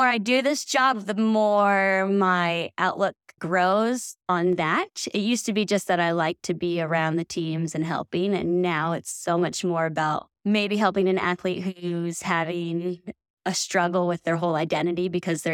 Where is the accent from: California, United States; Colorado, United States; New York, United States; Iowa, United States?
California, United States; Sacramento; now in Truckee, United States; growing up in Sacramento, like, I grew up on a dead-end street where we all played sports